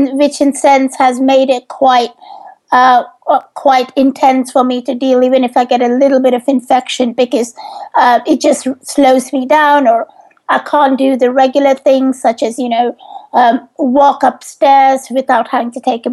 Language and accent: English; India; now in United Kingdom; I grew up in India